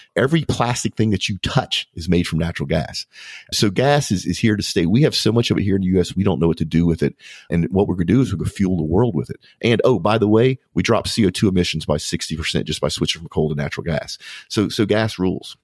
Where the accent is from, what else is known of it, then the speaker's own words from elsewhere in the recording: United States; as an American